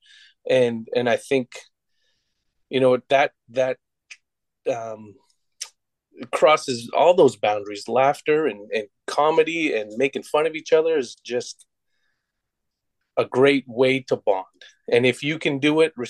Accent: United States; being Native American

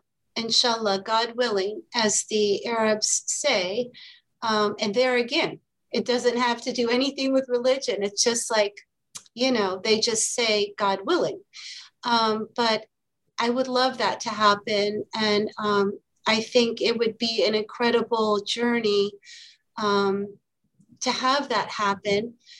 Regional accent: Iraq; also born or lived in Kuwait / Lebanon; growing up in the Arab world, in Iraq, in Kuwait, in Lebanon, a few different times

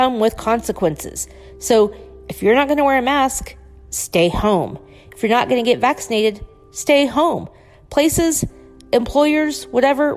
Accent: United States; being an American

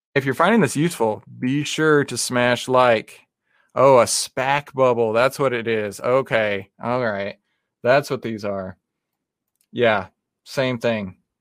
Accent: Texas, United States; I am from Texas. That's how we actually speak in real life

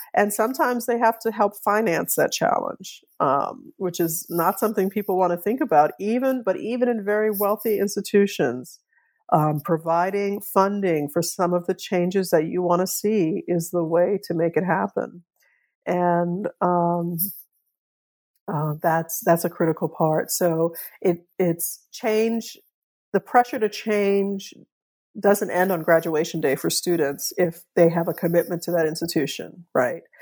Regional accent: New Orleans, Louisiana, United States; I grew up in New Orleans

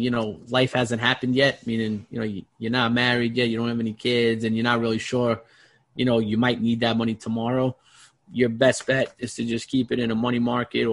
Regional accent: New York City, New York, United States; growing up in Brooklyn in a blue collar family

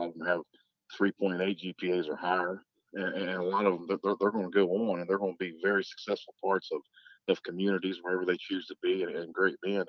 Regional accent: Clay, United States; moved away; I'm from Clay. I'm not from around here

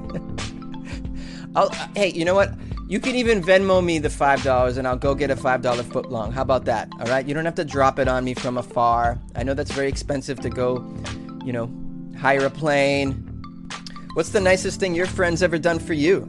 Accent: Boston, Massachusetts, United States; moved away; also born or lived in New York City; Boston, which is my hometown

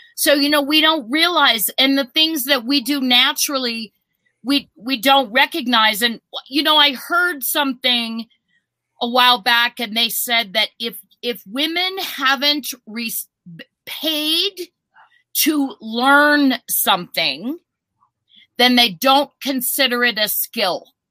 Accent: Minnesota, United States; now in Colorado, United States; I was born in Minnesota.

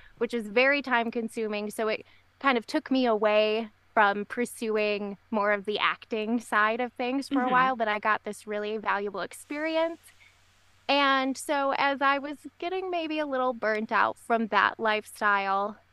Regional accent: Michigan, United States; moved away as an adult; we ended up moving back to Michigan, my home state

